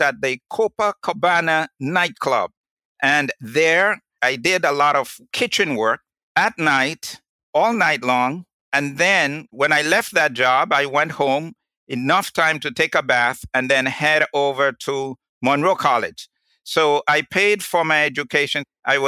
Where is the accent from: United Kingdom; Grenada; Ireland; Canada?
Grenada; parish of St. Andrew, Saint Andrew; moved away as an adult; now in United States; I was born in Grenada in the parish of St. Andrews